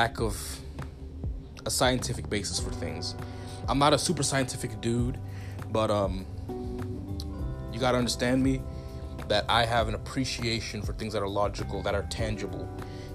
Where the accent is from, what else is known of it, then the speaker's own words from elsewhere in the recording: Zimbabwe; I'm from Southern Africa. Like I said, I'm Zimbabwean, but I got family in South Africa.